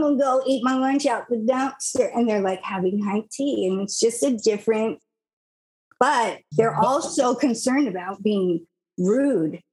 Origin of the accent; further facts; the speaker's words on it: United States; I'm an American.